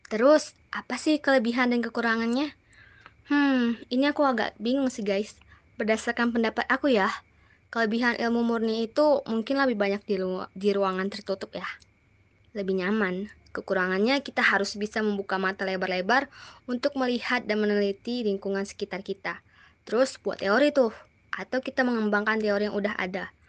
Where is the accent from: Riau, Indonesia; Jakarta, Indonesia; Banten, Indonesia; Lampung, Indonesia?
Riau, Indonesia; Dumai; aku itu bersekolah di SMA Negeri 2 Kota Dumai, berasal dari Kota Dumai, Riau, Indonesia.